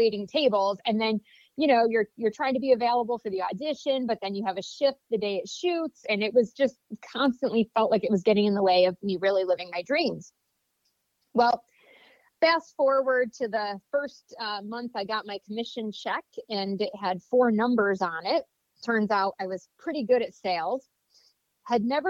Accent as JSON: {"language": "English", "town": "Vestal", "region": "New York", "country": "United States", "tie": "born or raised there", "said": "I grew up in a small town in upstate New York, Vestal, New York, right outside of Binghamton"}